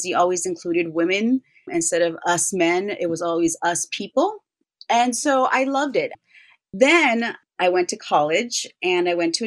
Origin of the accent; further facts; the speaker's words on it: United States; I was born in the United States